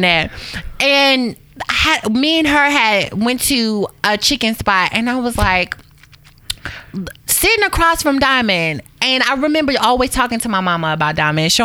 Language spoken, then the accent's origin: English; Waco, Texas, United States; moved away; I'm from Waco, Texas, originally